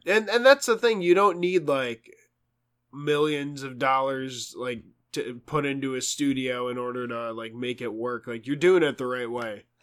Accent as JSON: {"language": "English", "region": "New York", "country": "United States", "moved": "yes", "said": "being a New Yorker"}